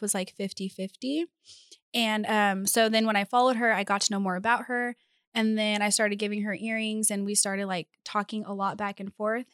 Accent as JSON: {"language": "English", "town": "Bakersfield", "region": "California", "country": "United States", "said": "I'm from Bakersfield, California."}